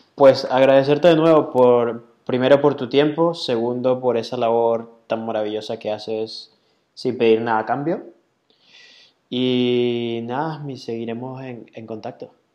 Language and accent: Spanish; Venezuela; moved away; así somos todos los venezolanos